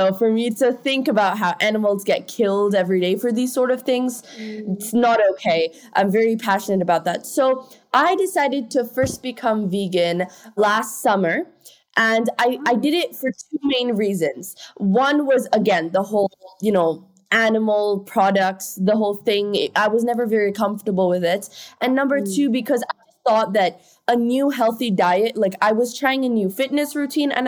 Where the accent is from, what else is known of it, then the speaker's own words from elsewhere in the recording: India; moved away; also born or lived in Italy; I was born and raised in India